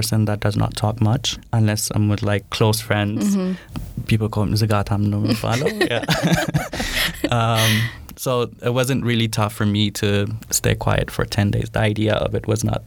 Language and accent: English; Addis Ababa, Ethiopia; Born and raised in Addis.